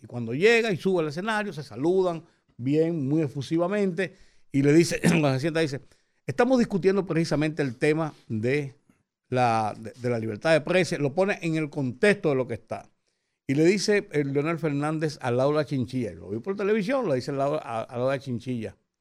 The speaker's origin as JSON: {"language": "Spanish", "country": "Dominican Republic", "said": "yo como dominicano, como periodista tantos años en ejercicio"}